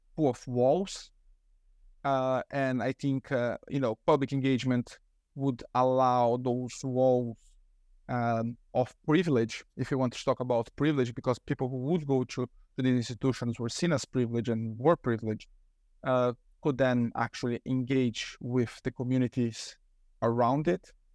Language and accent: English; Brazil; moved away; I'm originally from Brazil